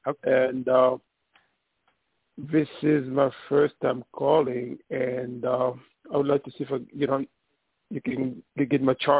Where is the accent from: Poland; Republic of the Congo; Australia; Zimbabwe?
Republic of the Congo; Brazzaville; I was born in the Congo, C-O-N-G-O.